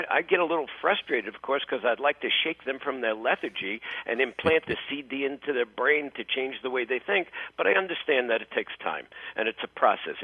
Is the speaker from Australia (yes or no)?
no; New York City, New York, United States; I grew up in New York City